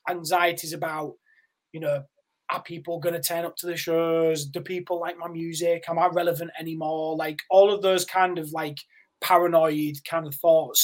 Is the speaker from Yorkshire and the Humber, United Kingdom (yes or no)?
yes; Yorkshire and the Humber, United Kingdom; I had a relatively normal life and was, you know, living in Yorkshire.